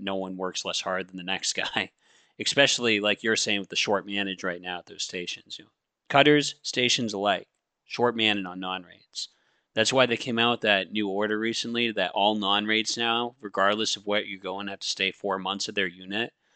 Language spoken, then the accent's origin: English; Maine, United States; I come from Maine